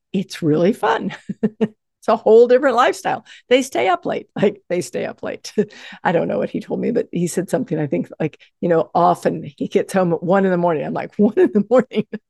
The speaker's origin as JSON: {"language": "English", "region": "the South", "country": "United States", "tie": "born or raised there", "said": "I grew up in the South"}